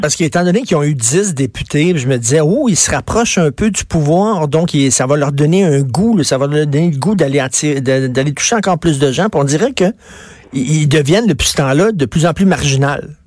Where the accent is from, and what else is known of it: Quebec, Canada